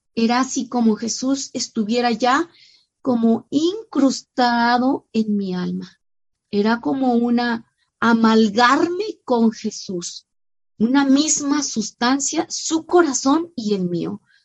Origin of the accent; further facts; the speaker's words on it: San Luis Potosí, Mexico; nacida en mi tierra, San Luis Potosí